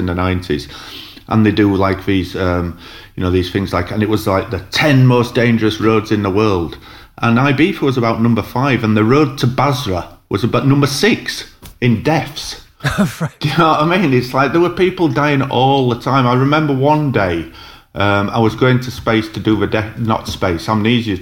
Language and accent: English; Huddersfield, Yorkshire and the Humber, United Kingdom; moved away; I'm from Huddersfield, so... Like we went to local pubs and clubs in Huddersfield